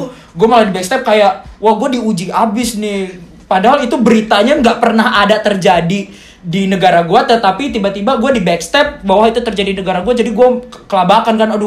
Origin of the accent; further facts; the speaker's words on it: Padang, West Sumatra, Indonesia; Orang, gue asli Padang, orang tua gue Bukit Tinggi, Solo. Nah tapi orang gue orang tua gue tuh sering pindah-pindah, pindah ke Aceh lah